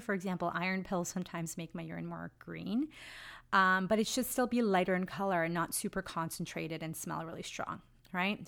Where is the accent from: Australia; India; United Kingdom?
India; moved away; I'm from India